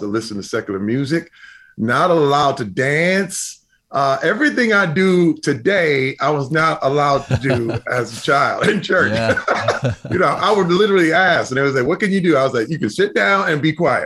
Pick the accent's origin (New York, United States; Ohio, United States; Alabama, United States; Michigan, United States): Michigan, United States; Flint; I grew up in Flint, Michigan